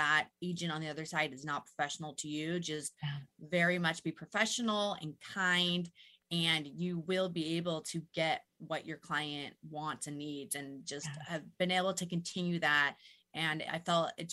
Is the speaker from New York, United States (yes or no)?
no; Burien, Washington, United States; I'm local, born and raised. I grew up in the Burien area. I know really this whole Puget Sound region extremely well